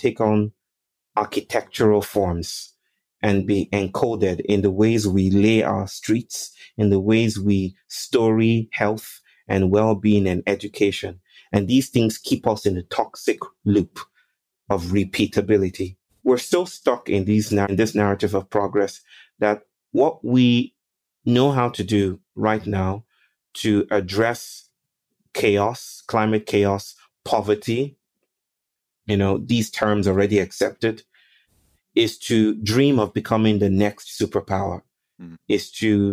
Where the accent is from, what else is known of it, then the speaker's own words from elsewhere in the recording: Nigeria; now in India; I'm Nigerian